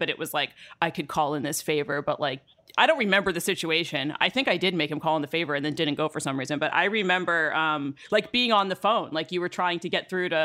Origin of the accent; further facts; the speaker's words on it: New York, United States; I grew up in New York